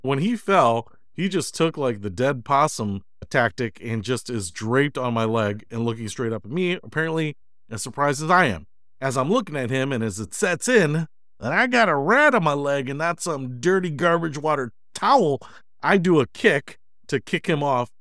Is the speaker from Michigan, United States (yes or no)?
yes; Detroit, Michigan, United States; moved away as an adult; also born or lived in Chicago; I grew up in Detroit